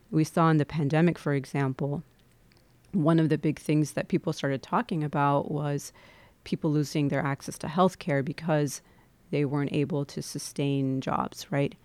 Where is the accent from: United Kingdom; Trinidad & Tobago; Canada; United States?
United States; Midwest; there's a layer of my identity that definitely has to do with being born and brought up in the Midwest